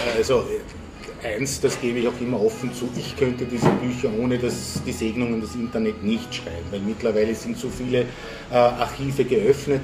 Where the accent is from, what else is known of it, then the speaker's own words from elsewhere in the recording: Vienna, Austria; in Wien geboren, aufgewachsen und ich könnte fast sagen, auch die Stadt nie verlassen